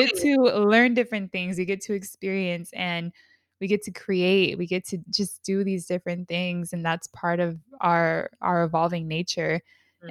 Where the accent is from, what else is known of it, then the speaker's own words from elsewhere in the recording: San Diego, California, United States; we're both from San Diego but we are both in different parts of San Diego